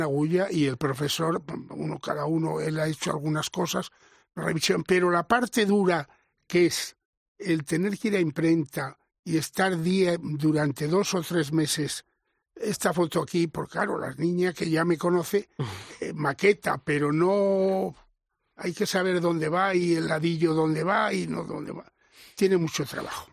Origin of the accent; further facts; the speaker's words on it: Villarramiel, Castile and León, Spain; yo procedo de un pueblo de Castilla, Villarramiel